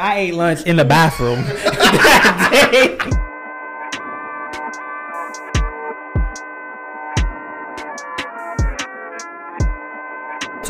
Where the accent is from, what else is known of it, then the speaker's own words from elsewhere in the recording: United States; growing up in Camden County, you go to ninth grade